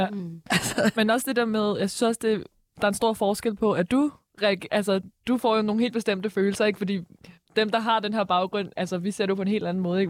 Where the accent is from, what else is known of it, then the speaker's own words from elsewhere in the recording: Nordvestkvarteret, Capital Region of Denmark, Denmark; vi kommer fra, vi kommer fra Nordvestkvarteret